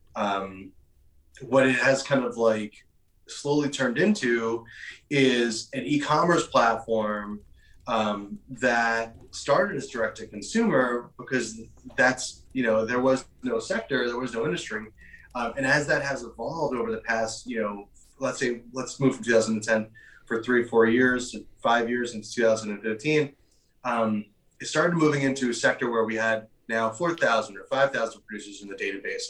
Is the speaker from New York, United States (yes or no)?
yes; New York, United States; I'm originally from New York. I, am born and raised here